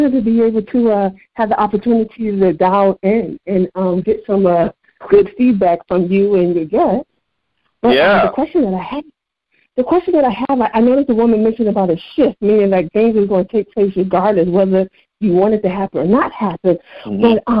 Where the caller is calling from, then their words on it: Santa Ana, California, United States; I'm calling from Santa Ana.